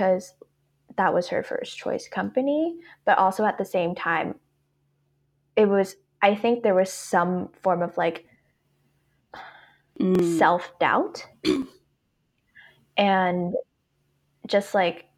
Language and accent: English; Hong Kong; me growing up in Hong Kong, and it's a very competitive academic environment.